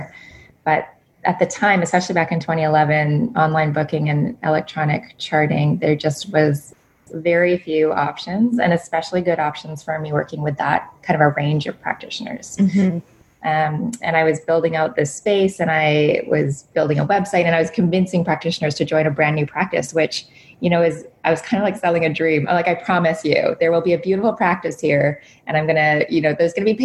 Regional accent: Canada; I'm probably a Canadian

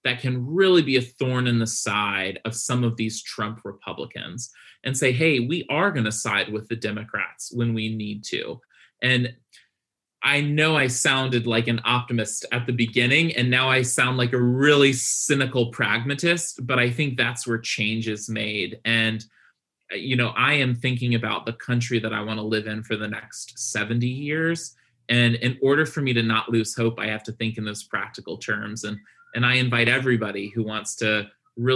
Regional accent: Virginia, United States; my home state of Virginia, I live in Hampton Roads

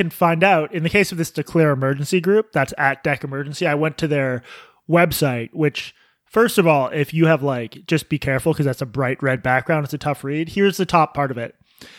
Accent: Boston, Massachusetts, United States; I'm from Boston. Oil keeps people alive.

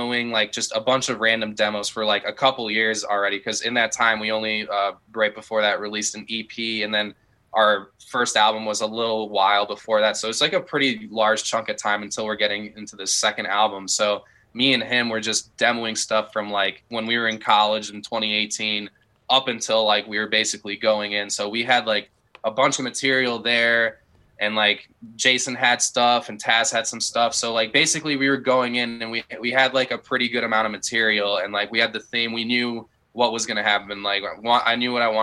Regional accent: Chicago, Illinois, United States; I was growing up in the Chicagoland area

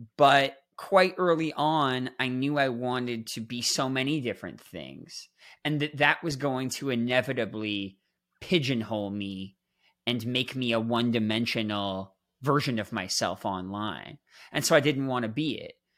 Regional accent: Toronto, Ontario, Canada; I'm this kid growing up in Toronto, Canada

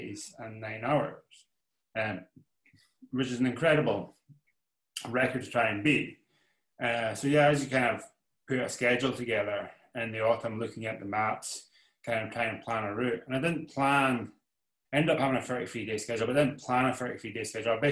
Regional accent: Isle of Skye, Scotland, United Kingdom; I grew up in the Isle of Skye, which is like the west coast of Scotland

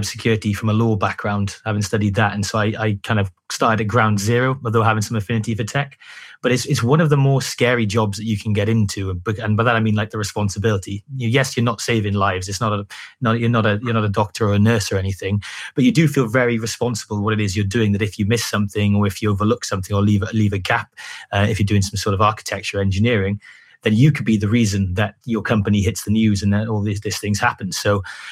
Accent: Wales, United Kingdom; I'm from Wales, and I used to work in a SOC in Cardiff

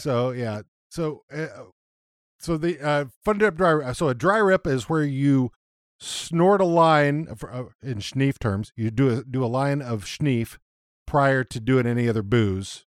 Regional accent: Texas, United States; growing up in Texas

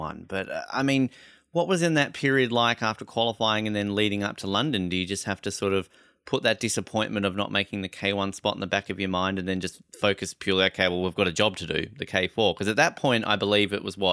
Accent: Australia; I'm an Australian

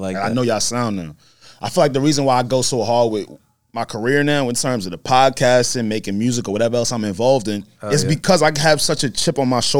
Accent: Roosevelt, New York, United States; I'm from Roosevelt. Very small neighborhood

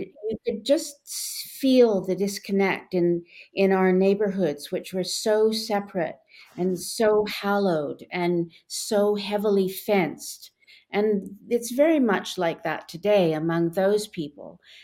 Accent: Westmount, Quebec, Canada; when I was growing up in Westmount

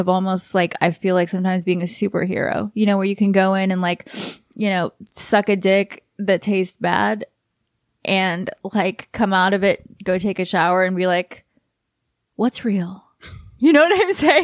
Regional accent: Los Angeles, California, United States; also born or lived in New York / Texas; I'm from L

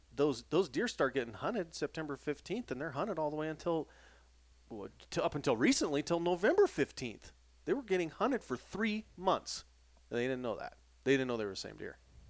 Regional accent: Jackson, Wyoming, United States; I mean, Guy and I grew up in Jackson Hole

